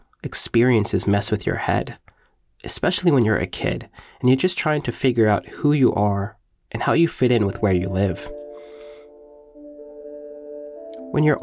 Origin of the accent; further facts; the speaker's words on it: Long Island, New York, United States; Long Island, because it's where I live and where I grew up